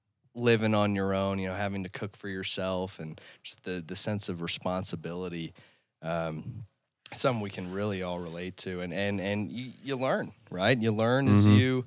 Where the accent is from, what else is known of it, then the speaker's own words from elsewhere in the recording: Denver, Colorado, United States; now in Austin, United States; And, you know, I go to school in Austin, Texas. I'm from Denver, so I'm going a few states away.